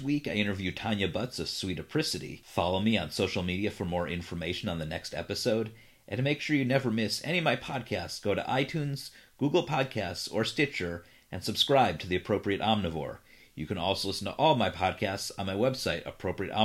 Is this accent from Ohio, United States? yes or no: yes; Cleveland, Ohio, United States; moved away; I'm originally from Cleveland, so lifelong Cleveland Browns fan